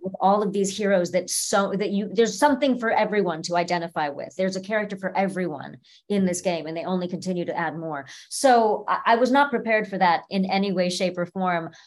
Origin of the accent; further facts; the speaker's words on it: Orange County, California, United States; also born or lived in Cleveland, Ohio; I was born in Cleveland, but I was raised in Orange County, California